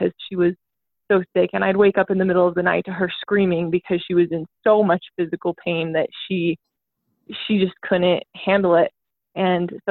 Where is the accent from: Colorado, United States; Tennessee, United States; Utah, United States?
Utah, United States; I'm from Utah, so I grew up in like a really big family